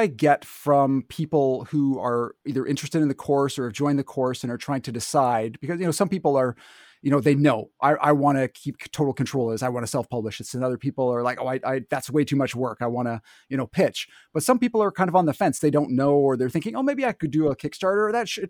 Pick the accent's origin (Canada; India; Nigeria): Canada; I don't have an accent. What are you talking about? I'm Canadian.